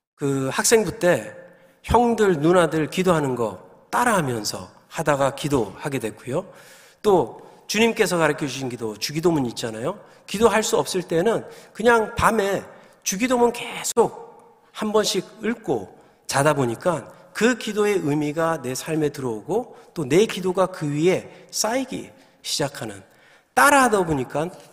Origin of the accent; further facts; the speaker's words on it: Gyeongsang, South Korea; moved away; also born or lived in New Jersey; 제가 이제 경상도 남자라서 아주 무뚝뚝한데